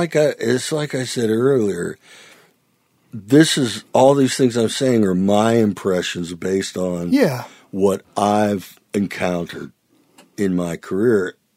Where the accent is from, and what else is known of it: Youngstown, Ohio, United States; born or raised there; now in Nashville, United States